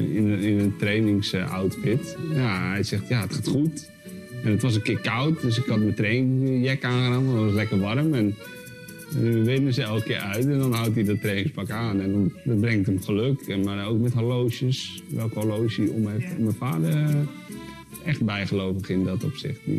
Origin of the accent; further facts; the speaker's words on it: Spain; Ik, ik zou het ja, niet over willen doen op een andere plek. Want ik, ik ben opgegroeid op Spaanse scholen met veel sport